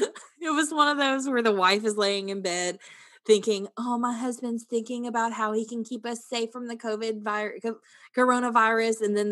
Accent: United States; We're both from the United States, and I just felt a connection.

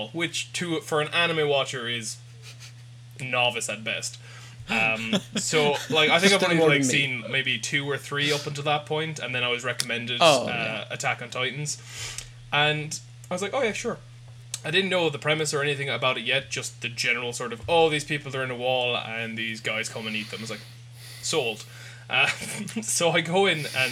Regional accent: Ireland; we're all Irish

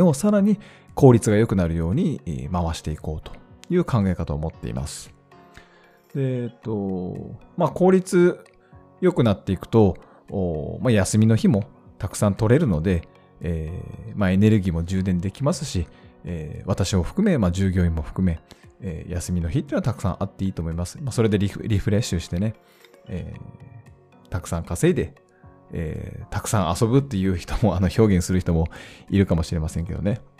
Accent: Hokkaido, Japan; 地元北海道

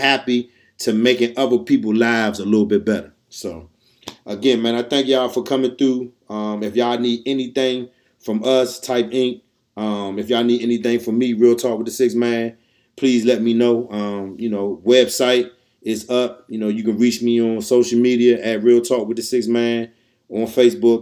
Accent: Washington, District of Columbia, United States; we from D.C. Oh, we're part Southeast

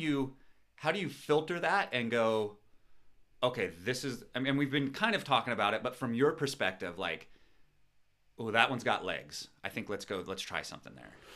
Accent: Pacific Northwest, United States; moved away as an adult; also born or lived in San Diego; we're from the Pacific Northwest

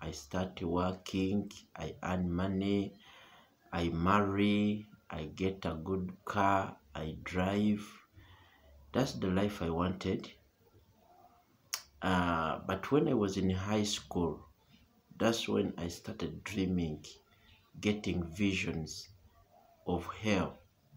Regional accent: Uganda; from Uganda

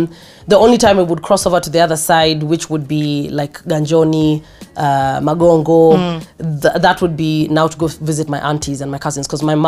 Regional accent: Mombasa, Mombasa County, Kenya; born and raised in Mombasa.

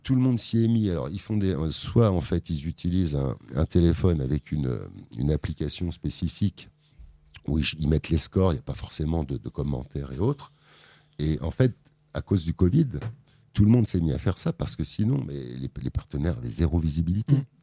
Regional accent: Conflans-Sainte-Honorine, Île-de-France, France; Je suis né à Conflans, donc forcément, je suis un Euh, j'adore cette ville

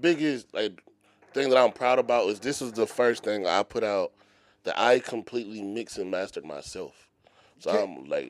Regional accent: Philadelphia, Pennsylvania, United States; I'm from Philly.

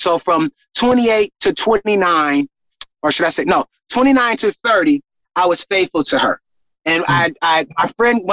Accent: San Francisco, California, United States; moved away as an adult; also born or lived in Los Angeles, California; now in Illinois, United States; I'm originally from San Francisco, California

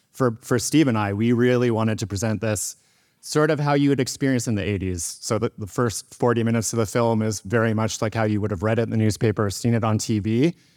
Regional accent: Victoria, British Columbia, Canada; And I grew up in Victoria

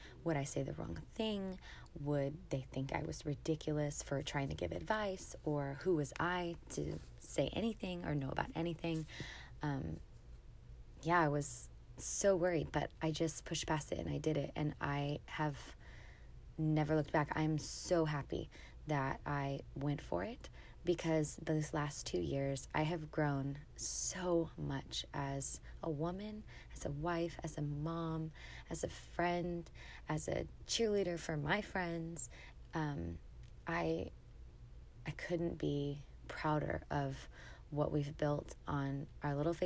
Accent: San Antonio, Texas, United States; moved away as an adult; now in Dallas, United States; I live in Dallas, Texas, and I'm from San Antonio, Texas, so my whole family lives there

